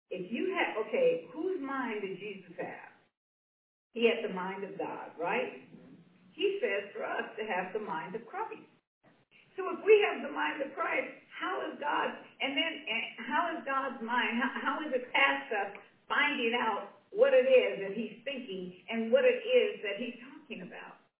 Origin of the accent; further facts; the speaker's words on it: Vallejo, California, United States; where I was raised in Vallejo, there wasn't a whole lot of hope there